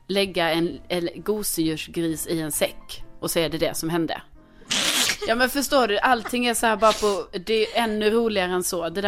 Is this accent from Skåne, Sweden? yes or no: yes; Skåne, Sweden; now in Stockholm, Sweden; Folk frågar det här väldigt ofta för det är som att man kan inte bara få bo i Stockholm som skåning